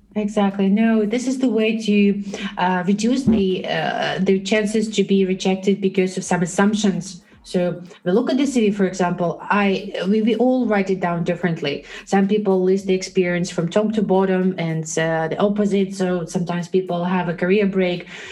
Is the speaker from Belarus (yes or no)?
yes; Belarus; moved away as an adult; now in Netherlands; I'm originally from Belarus, and uh, for the last seven years, I live in the Netherlands